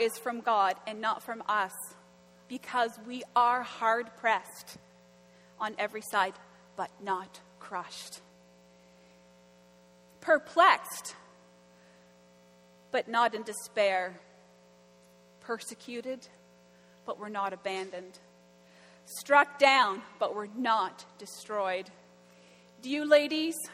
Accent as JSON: {"language": "English", "town": "Florenceville", "region": "New Brunswick", "country": "Canada", "tie": "born or raised there", "said": "I grew up in Florenceville. It's about an hour and a half north of Fredericton"}